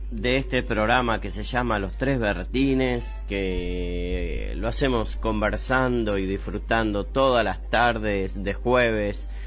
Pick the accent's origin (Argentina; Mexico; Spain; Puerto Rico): Argentina; Lanús, Buenos Aires Province; also born or lived in Balvanera, Buenos Aires / Constitución, Buenos Aires; now in Montevideo, Uruguay; tengo el origen en Valentina Alcina y, bueno, y también eh, en realidad nací en Balvanera eh, eh, y vivía en Constitución también, mi primera casa